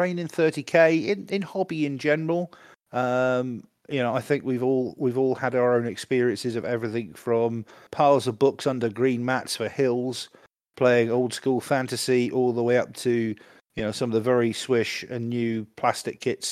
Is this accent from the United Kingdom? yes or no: yes; United Kingdom; I'm British